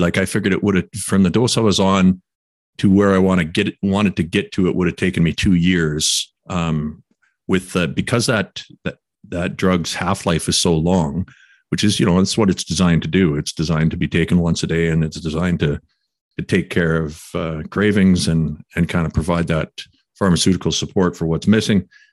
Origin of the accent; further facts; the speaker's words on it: Quesnel, British Columbia, Canada; moved away; back in my hometown of Quesnel